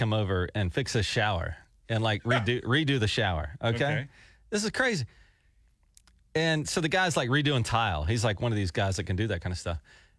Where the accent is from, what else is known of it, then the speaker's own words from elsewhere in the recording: Fairhope, Alabama, United States; now in Oklahoma, United States; So I lived in a town in Alabama called Fairhope, Alabama, a tiny little town.